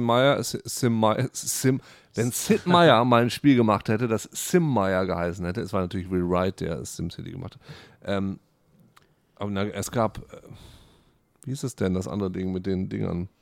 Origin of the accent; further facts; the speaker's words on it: Friesland, Lower Saxony, Germany; moved away; Also ich komme aus Friesland, da gab es ne, dieses normale Haus. Jeder hatte eine Kuh, jeder hatte ein Schwein.